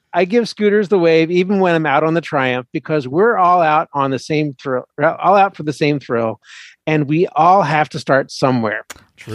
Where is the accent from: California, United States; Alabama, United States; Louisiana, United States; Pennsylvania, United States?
Pennsylvania, United States; Philadelphia; I'm a Philly boy